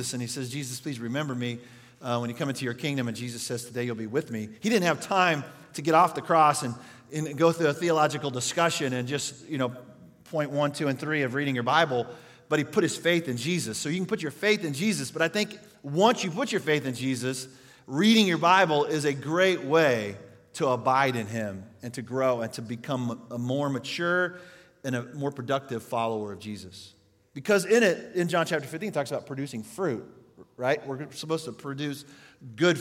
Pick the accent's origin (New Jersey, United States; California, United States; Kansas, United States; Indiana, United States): Kansas, United States; Yates Center; moved away; my hometown in Yates Center, Kansas